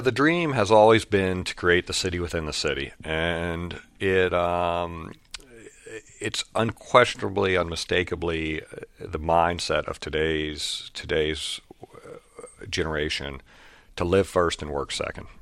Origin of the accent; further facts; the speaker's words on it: Lewisburg, West Virginia, United States; my hometown in Lewisburg, West Virginia